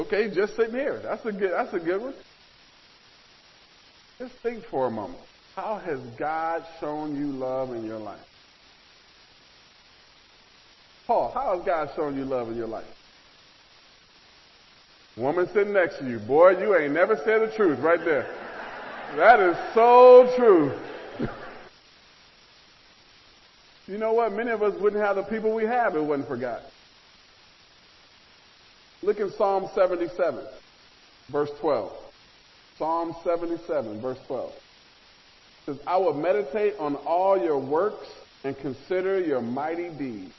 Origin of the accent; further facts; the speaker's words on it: Nebraska, United States; growing up in the Midwest, in Nebraska